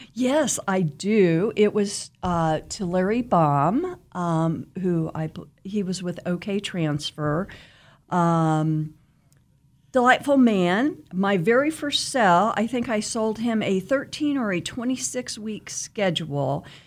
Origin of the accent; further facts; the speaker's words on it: Wichita, Kansas, United States; I am from Wichita, born and raised, um, grew up out west. and, um, went to West High